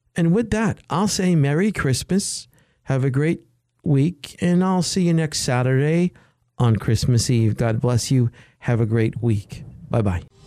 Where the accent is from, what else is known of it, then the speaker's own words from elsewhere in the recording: United States; I'm an American